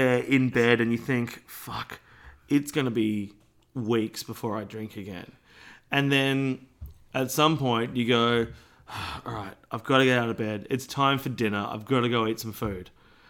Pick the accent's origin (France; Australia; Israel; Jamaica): Australia; I just think I'm Australian.